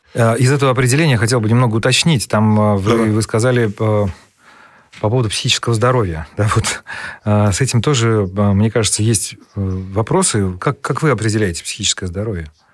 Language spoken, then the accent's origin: Russian; Saratov, Saratov Oblast, Russia; к нам в наш город, а я из Саратова